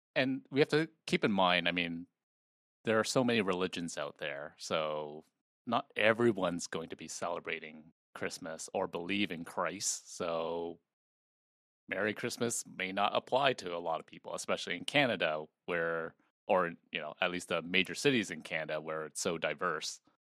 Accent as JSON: {"language": "English", "country": "Malaysia", "tie": "born or raised there", "moved": "yes", "said": "I was born in Malaysia"}